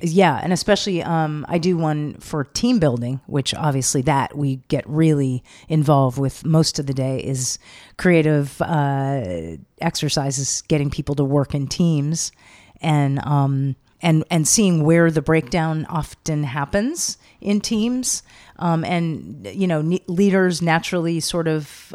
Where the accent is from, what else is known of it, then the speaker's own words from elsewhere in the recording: Los Angeles, California, United States; also born or lived in Venice, Los Angeles; I grew up in L.A., uh-huh. but not by the beach. I grew up inland, Sunset and Doheny, up in the hills there